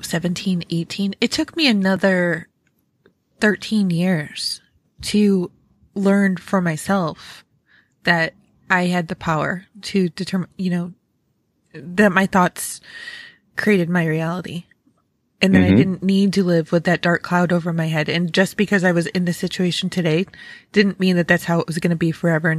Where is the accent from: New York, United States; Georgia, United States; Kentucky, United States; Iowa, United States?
New York, United States; I grew up in Western New York, near Rochester.